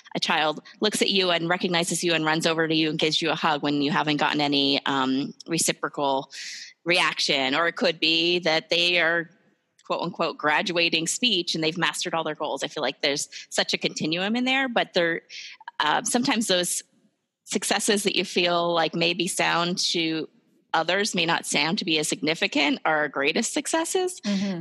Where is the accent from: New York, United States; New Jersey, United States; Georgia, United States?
New Jersey, United States; moved away as an adult; now in Ohio, United States; I'm originally from New Jersey